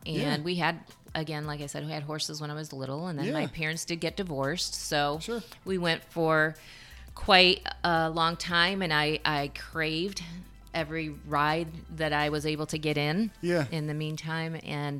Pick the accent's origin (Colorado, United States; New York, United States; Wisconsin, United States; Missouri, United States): New York, United States; Vestal; grew up in upstate New York. We were right above the Pennsylvania border, Binghamton area. Actually, I grew up in Vestal, New York, and... we were about 2.5-3 hours from the city